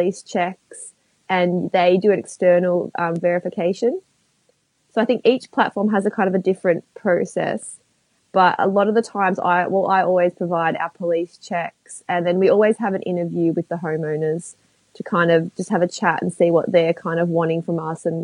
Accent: Melbourne, Victoria, Australia; I'm from Melbourne

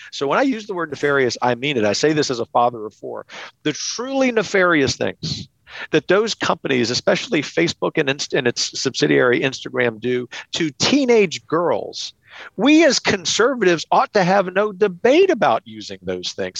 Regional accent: Lafayette, Louisiana, United States; my hometown of Lafayette, Louisiana

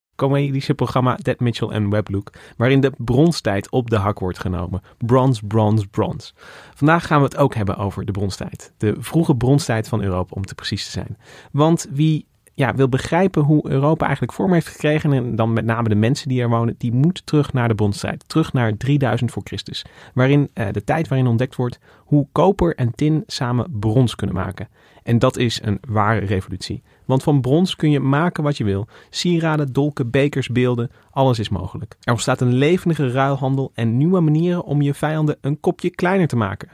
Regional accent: Goirle, North Brabant, Netherlands; moved away; ik kom uit Goorle oorspronkelijk

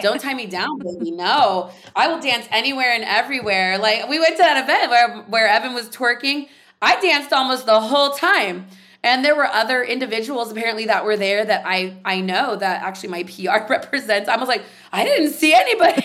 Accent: San Jose, California, United States; I grew up in San Jose, California

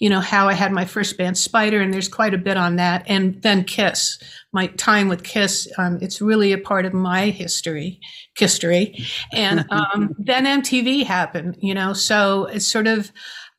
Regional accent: New York, United States; I'm a New Yorker.

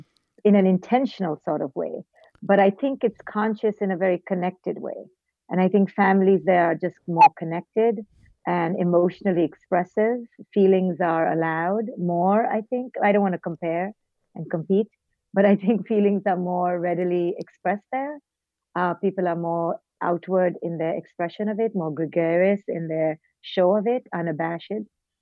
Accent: India; moved away; also born or lived in Mumbai / Bangalore / Delhi; I was born in India and raised in India.

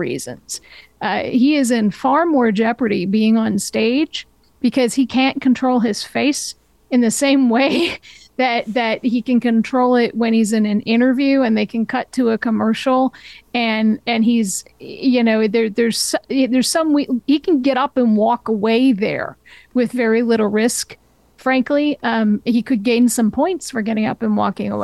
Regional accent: New Hampshire, United States; moved away as an adult; also born or lived in Maine / Los Angeles; raised in New Hampshire, and lived there most of my life

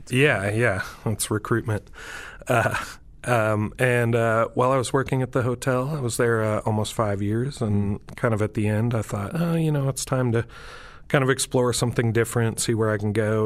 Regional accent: Montana, United States; growing up in Montana

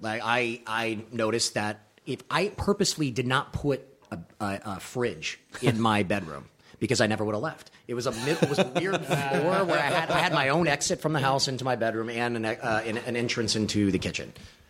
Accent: Louisiana, United States; my parents were in bands when I was growing up in Louisiana

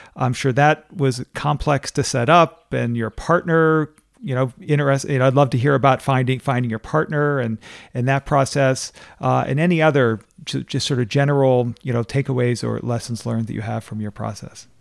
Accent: Pittsburgh, Pennsylvania, United States; my hometown, Pittsburgh

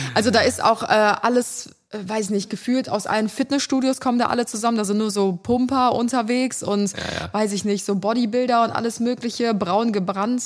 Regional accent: Cologne, North Rhine-Westphalia, Germany; bei uns in Kölle

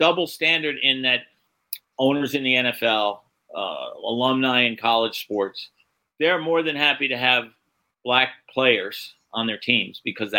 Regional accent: New York City, New York, United States; I grew up in New York City.

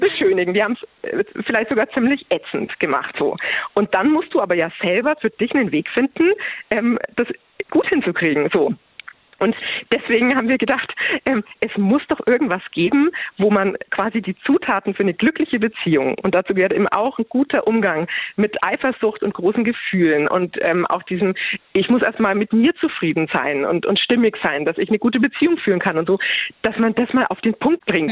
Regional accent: Bavaria, Germany; bei uns in Bayern

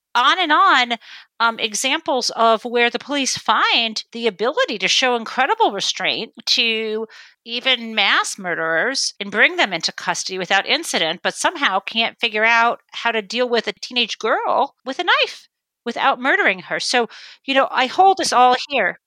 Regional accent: northwest suburbs of Detroit, suburb of Michigan, United States; when I grew up in the suburb of Michigan, it was highly segregated

